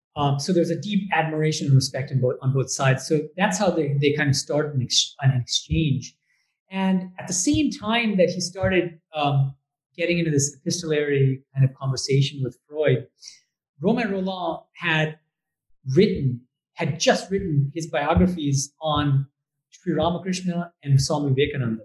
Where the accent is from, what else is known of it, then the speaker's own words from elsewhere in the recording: Boston, Massachusetts, United States; moved away as an adult; also born or lived in Berkeley / Oxford / Germany / India; I'm actually from the US. So I was born and raised in Boston